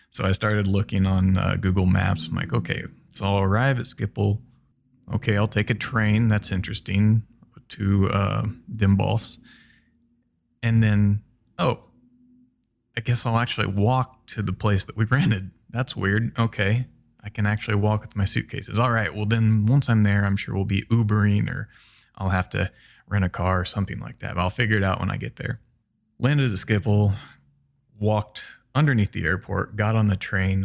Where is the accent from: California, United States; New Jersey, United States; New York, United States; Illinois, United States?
Illinois, United States; central; moved away as an adult; also born or lived in Brazil; now in Minnesota, United States; I'm from Illinois, the very center of Illinois, quite literally in a corn and bean field. Uh, my family has a farm there.